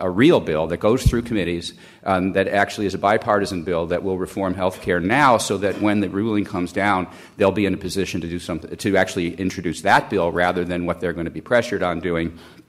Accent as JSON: {"language": "English", "town": "Calumet City", "region": "Illinois", "country": "United States", "tie": "born or raised there", "moved": "yes", "said": "It's always great to be back in Chicago, where it's my hometown. I grew up in Calumet City, south of the city."}